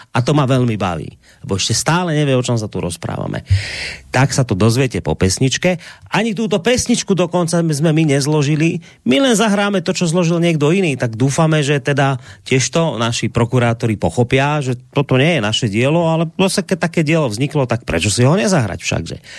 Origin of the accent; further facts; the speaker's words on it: Slovakia; ku nám na Slovensko